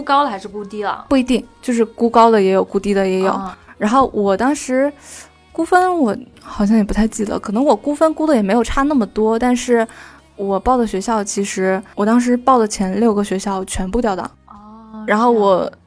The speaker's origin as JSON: {"language": "Chinese", "region": "Northeast China", "country": "China", "said": "因为我家是东北的嘛"}